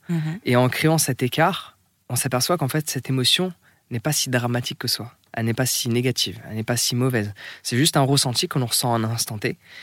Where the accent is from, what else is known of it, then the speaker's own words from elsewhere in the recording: France; moi en tant que Français